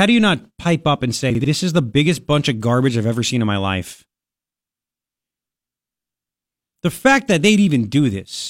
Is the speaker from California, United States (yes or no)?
no; Long Island, New York, United States; I grew up on Long Island. Taxes are out the wazoo.